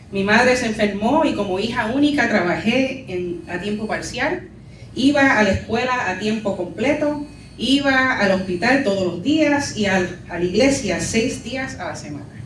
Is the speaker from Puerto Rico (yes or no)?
yes; Puerto Rico; now in New York, United States; Así describo mi experiencia como mujer puertorriqueña en la diáspora. Soy cristiana, soy new yorker y culturalmente mestiza.